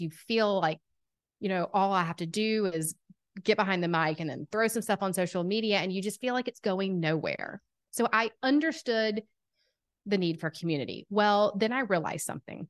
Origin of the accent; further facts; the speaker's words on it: Atlanta, Georgia, United States; accent: southern; I am from Atlanta, Georgia. If you can't tell by the southern accent, I've been told it's quite strong.